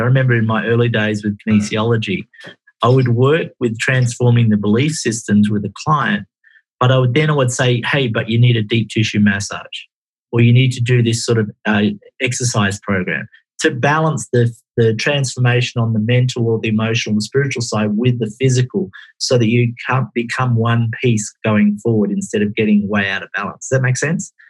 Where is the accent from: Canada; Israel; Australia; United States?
Australia; Perth, Western Australia; also born or lived in Exmouth, Western Australia; I was born in Perth, Australia